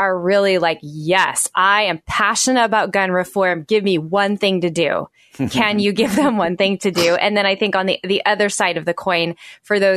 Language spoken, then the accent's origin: English; Oklahoma, United States; I grew up in Oklahoma